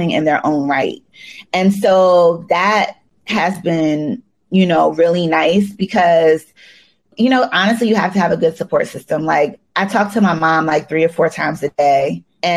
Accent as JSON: {"language": "English", "region": "Maryland", "country": "United States", "said": "I'm from Maryland"}